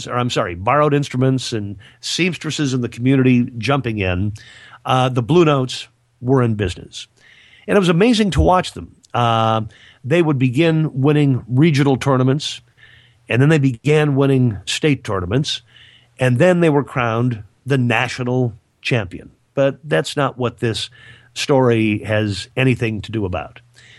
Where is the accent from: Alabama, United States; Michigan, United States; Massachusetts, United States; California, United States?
Michigan, United States; So very near the little town that I grew up in Michigan, a couple of guys from the Lions Club got together